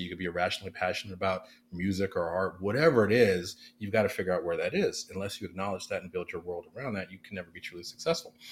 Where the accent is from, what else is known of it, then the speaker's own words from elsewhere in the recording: Oakland, California, United States; I am um, uh, born and raised in West Oakland, California